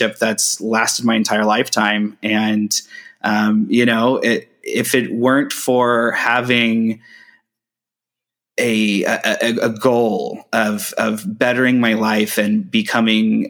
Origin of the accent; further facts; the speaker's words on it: Brown County, Ohio, United States; I grew up in Brown County, Ohio